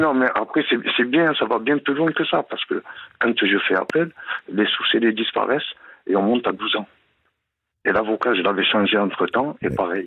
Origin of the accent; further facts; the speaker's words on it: Gard, Occitania, France; now in Aquitaine, France; Je vous appelle euh, de la région d'Aquitaine. Je suis originaire du Gard